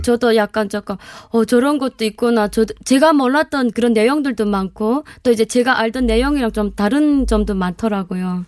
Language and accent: Korean; Hyesan, Ryanggang, North Korea; moved away as an adult; now in South Korea; 저희 고향은 양강도 해산입니다.